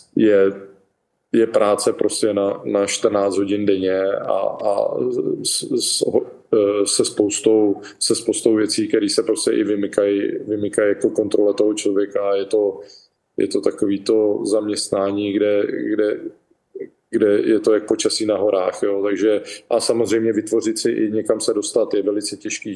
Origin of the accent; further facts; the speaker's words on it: Czechia; moved away as an adult; also born or lived in Nashville, United States; now in Florida, United States; jsem Čech